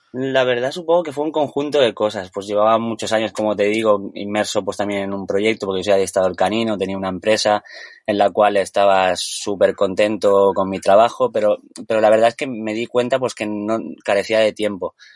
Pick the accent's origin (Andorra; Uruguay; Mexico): Andorra; moved away; also born or lived in Tenerife; nací en Andorra